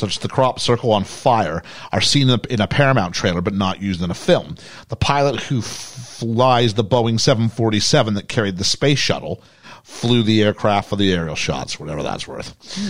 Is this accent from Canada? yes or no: yes; Canada; moved away as an adult; now in United Kingdom; I'm a British kid growing up in Canada